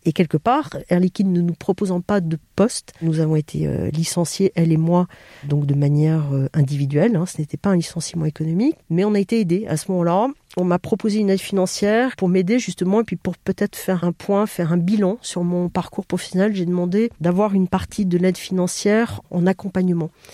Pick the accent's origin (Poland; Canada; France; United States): France; Bordeaux, Nouvelle-Aquitaine; moved away; je viens de Bordeaux, qui est ma région d'origine